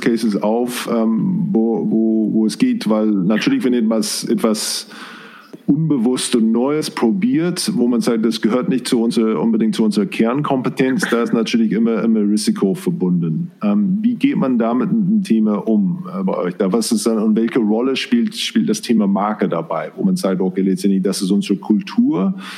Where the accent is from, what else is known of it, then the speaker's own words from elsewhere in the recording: New Zealand; German is a second language; moved away; ich komme auch aus, äh, aus Neuseeland